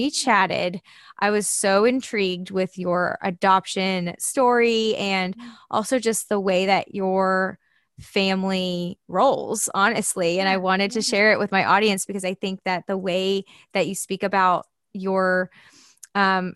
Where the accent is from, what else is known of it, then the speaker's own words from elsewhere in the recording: the South, United States; now in Austin, United States; I'm from the South